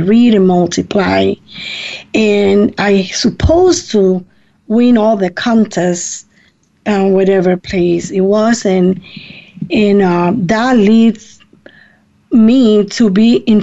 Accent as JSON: {"language": "English", "country": "Puerto Rico", "tie": "born or raised there", "moved": "yes", "lives_now": "Ohio, United States", "said": "I come from Puerto Rico. I was born in Puerto Rico, and I came to the United States in 1973."}